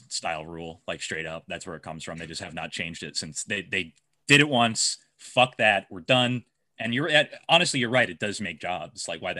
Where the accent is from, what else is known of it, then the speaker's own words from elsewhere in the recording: Amityville, New York, United States; I'm from Amityville. I'm from Long Island, dude.